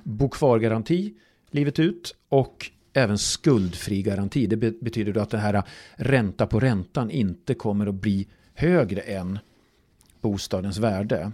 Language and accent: Swedish; Falun, Dalarna County, Sweden; Jag är ju från, från Falun själv